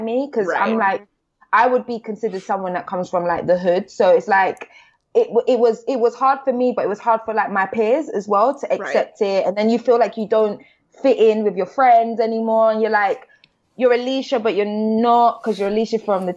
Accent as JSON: {"language": "English", "region": "London", "country": "United Kingdom"}